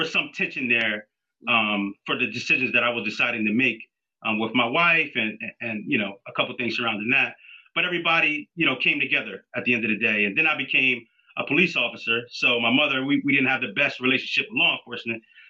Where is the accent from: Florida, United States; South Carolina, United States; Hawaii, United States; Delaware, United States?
Delaware, United States; Wilmington; also born or lived in Philadelphia, Pennsylvania; I grew up in Wilmington, Delaware, but I was a police officer in Philadelphia